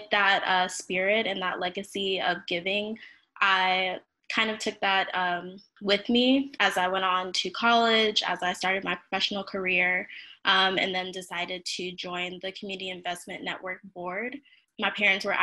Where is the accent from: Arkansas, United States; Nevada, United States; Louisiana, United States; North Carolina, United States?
North Carolina, United States; Raleigh; I am from Raleigh, North Carolina. And I grew up in a household